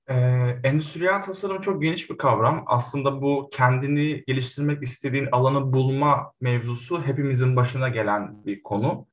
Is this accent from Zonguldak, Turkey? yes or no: yes; Zonguldak, Turkey; Zonguldak doğumluyum